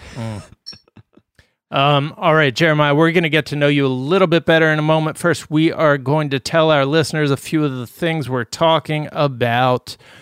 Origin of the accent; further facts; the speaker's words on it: Midwest, United States; moved away; also born or lived in East Coast; I grew up in the Midwest